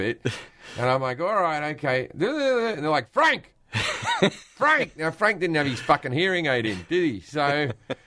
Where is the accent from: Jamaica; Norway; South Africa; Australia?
Australia; moved away as an adult; I moved away from Australia 20-something years ago